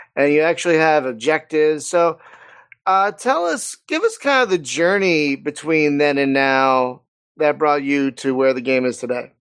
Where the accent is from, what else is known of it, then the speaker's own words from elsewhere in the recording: Philadelphia, Pennsylvania, United States; accent: East Coast; now in California, United States; I live in California, but I'm from Philadelphia.